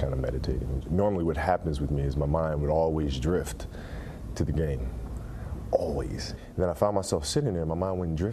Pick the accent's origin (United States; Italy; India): Italy; moved away; As a dreamy kid growing up in Italy